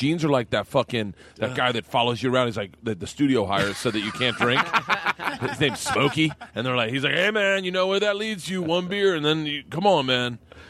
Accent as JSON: {"language": "English", "region": "Florida", "country": "United States", "tie": "born or raised there", "said": "I grew up in Florida."}